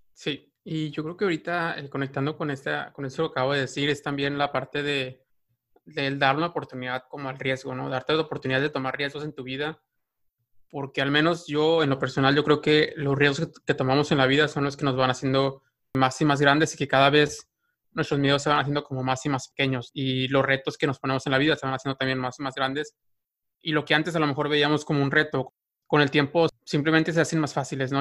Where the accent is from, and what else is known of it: Mexico; moved away as an adult; now in United States